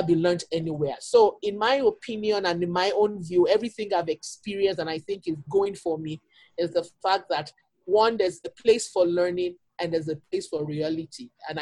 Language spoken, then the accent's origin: English; Nigeria; moved away as an adult; now in Milwaukee, United States; I came in from Nigeria about 8 years ago